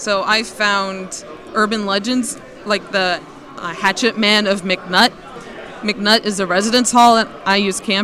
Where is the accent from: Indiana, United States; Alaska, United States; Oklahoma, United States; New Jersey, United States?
Indiana, United States; South Bend; also born or lived in Nagoya, Japan; I'm from South Bend, Indiana, which is just a stone's throw away from the Michigan border